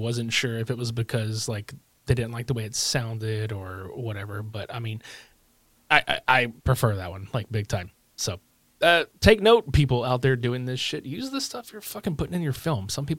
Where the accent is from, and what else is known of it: Lake Charles, Louisiana, United States; born or raised there